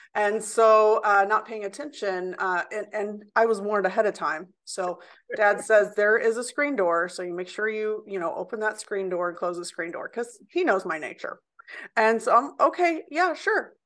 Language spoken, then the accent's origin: English; Indianapolis, Indiana, United States; I was born in Indianapolis, Indiana, and I grew up downtown Indianapolis in areas that were called the Valley and Old South Side